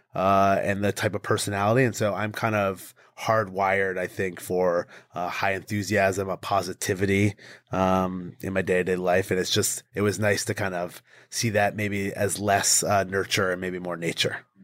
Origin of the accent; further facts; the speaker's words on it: Connecticut, United States; I grew up in Connecticut, so we didn't have a professional team